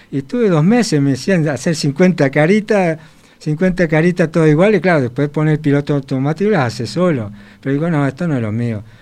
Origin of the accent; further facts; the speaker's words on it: Canelones, Uruguay; born there; Yo en Canelones